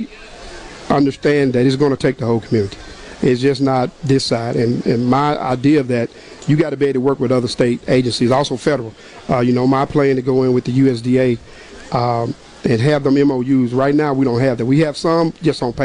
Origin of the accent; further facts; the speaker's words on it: Mississippi Delta, United States; I'm from the Delta. You know, we grow soybeans, cotton, you know, vegetables, catfish. I'm from the catfish